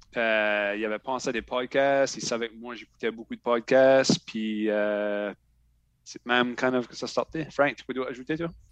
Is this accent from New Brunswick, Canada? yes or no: yes; Shediac, New Brunswick, Canada; Je viens de Shediac, Nouveau-Brunswick